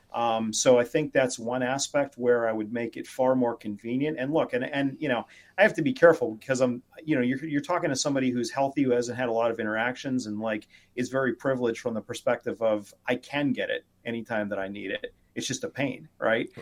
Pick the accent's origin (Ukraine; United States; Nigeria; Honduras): United States; McKeesport, Pennsylvania; now in Connecticut, United States; I was born in uh, McKeesport Hospital, um, but uh, I live in Connecticut now